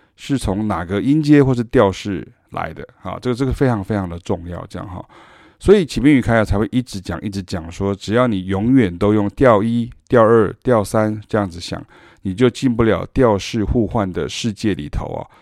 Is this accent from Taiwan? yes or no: yes; Taiwan; 因为我们是台湾人